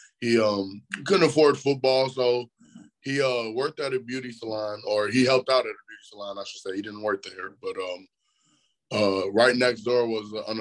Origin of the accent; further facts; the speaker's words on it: Chicago, Illinois, United States; moved away as an adult; also born or lived in Bolingbrook, Illinois; now in Davenport, United States; I grew up boxing in Chicago